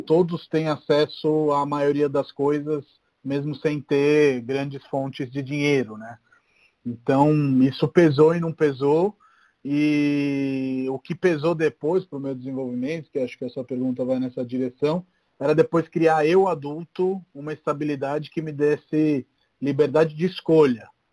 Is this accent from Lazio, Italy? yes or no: yes; Rome, Lazio, Italy; moved away; cresci em Roma, né? Então Roma é uma cidade bem mais tranquila do que São Paulo